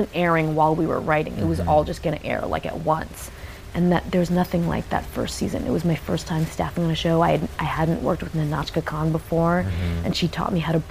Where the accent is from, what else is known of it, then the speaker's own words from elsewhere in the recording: San Francisco, California, United States; I grew up in San Francisco